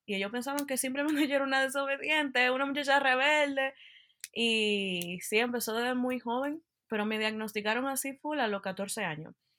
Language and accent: Spanish; Dominican Republic; moved away as an adult; now in Utah, United States; yo soy dominicana y nací en la República Dominicana y me mudé a los Estados Unidos cuando me gradué de bachillerato. Y actualmente vivo en Utah